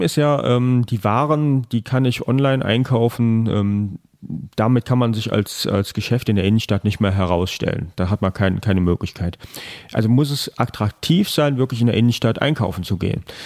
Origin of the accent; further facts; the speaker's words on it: Trier, Rhineland-Palatinate, Germany; gebürtiger Trierer, Trierer Jung also wirklich, äh, hier aufgewachsen, zur Schule gegangen